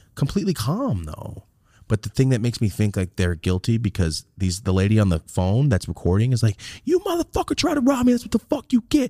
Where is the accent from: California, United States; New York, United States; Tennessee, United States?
California, United States; Merced; moved away as an adult; now in Los Angeles, United States; I'm from Merced